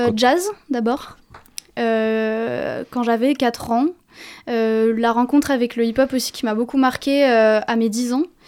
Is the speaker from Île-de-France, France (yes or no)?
yes; Paris, Île-de-France, France; Je suis née à Paris